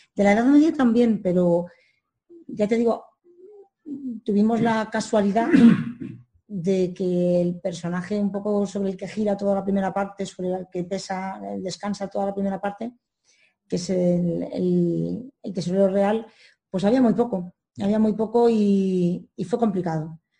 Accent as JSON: {"language": "Spanish", "town": "Madrid", "region": "Community of Madrid", "country": "Spain", "said": "soy madrileña"}